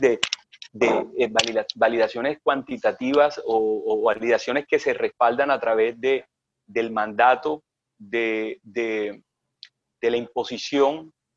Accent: Punta de Llanes, Córdoba, Colombia; moved away; also born or lived in Sincelejo / Lorica / Barranquilla; Yo me crié en Tres Barros, en el monte, en Punta de Llanes, Córdoba, un pueblito

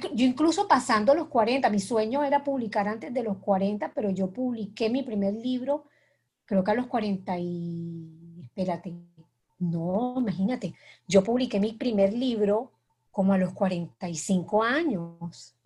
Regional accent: Cartagena, Bolívar, Colombia; moved away as an adult; also born or lived in Bogotá; yo soy cartagenera, nací en Cartagena

